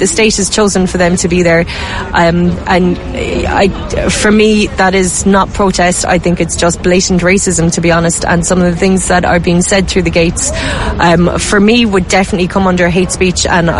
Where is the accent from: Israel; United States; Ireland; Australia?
Ireland; as an Irish woman